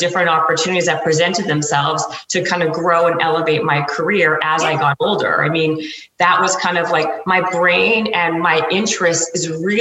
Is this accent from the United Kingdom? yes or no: no; Canada; moved away as an adult; also born or lived in Toronto; now in Los Angeles, United States; I'm Canadian, and I was actually I was working in the marketing department at BMG in Toronto, and I got a job offer to come to Los Angeles